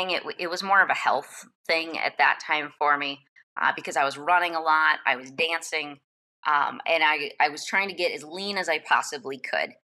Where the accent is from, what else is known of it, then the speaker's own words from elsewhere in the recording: Michigan, United States; I grew up in Michigan.